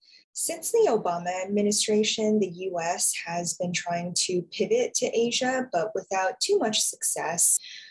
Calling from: New York City, New York, United States; I'm calling in from New York City.

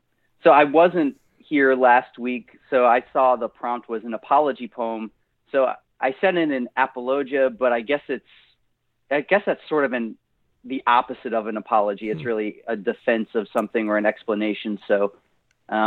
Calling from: Louisville, Kentucky, United States; Yeah, so I live in Nashville, but I'm actually in Louisville.

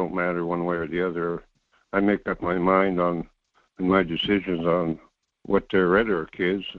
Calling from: North Pole, Alaska, United States; Yeah, this is … at North Pole.

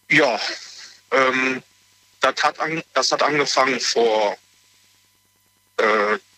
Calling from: Aachen, North Rhine-Westphalia, Germany; ich komme aus Aachen.

